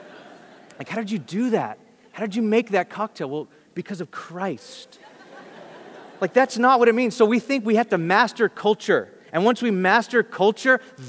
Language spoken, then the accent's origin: English; Bakersfield, California, United States; I'm from Bakersfield